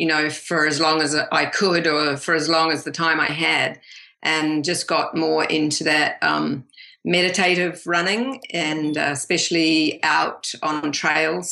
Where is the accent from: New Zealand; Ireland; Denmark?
New Zealand; moved away as an adult; also born or lived in Canada; now in Australia; we're originally from New Zealand